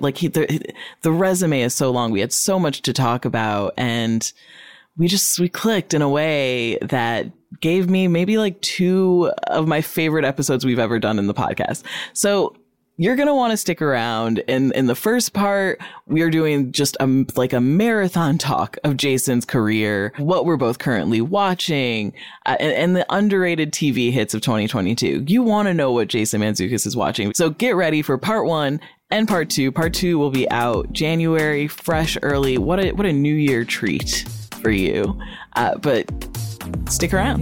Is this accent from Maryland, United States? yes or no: no; Rockford, Illinois, United States; moved away as an adult; also born or lived in New England; I grew up in Rockford, Illinois